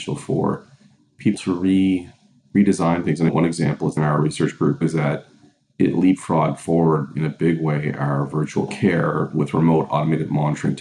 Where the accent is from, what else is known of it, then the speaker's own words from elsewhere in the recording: Cape Breton Island, Nova Scotia, Canada; now in Hamilton, Canada; I'm from Nova Scotia originally, grew up in Cape Breton Island